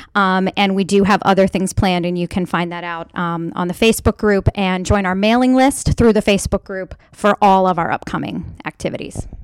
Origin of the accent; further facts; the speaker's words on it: Maryland, United States; I am a lifelong Mayor Maryland resident